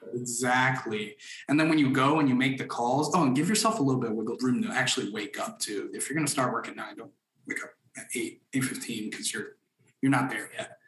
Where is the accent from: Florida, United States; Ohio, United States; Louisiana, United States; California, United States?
Florida, United States; Orlando; also born or lived in Dominican Republic; now in Atlanta, United States; I grew up in Orlando, Florida, which is where our headquarters is from. I was born in the Dominican Republic